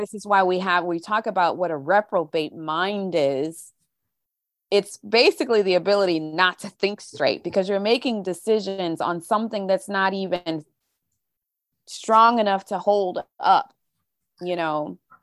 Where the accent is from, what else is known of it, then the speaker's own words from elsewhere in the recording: St. Louis, Missouri, United States; moved away as an adult; also born or lived in California / England / Wichita, Kansas / Tulsa, Oklahoma; pretty much spent the rest of my childhood up, up, all the way up through high school in the Saint Louis area.